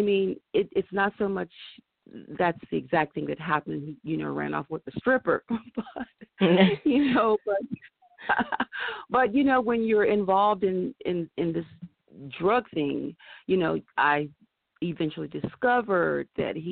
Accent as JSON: {"language": "English", "region": "the South", "country": "United States", "tie": "born or raised there", "also_born_or_lived": "Carolina, Virginia line", "moved": "yes", "lives_now": "Los Angeles, United States", "said": "I am from the South"}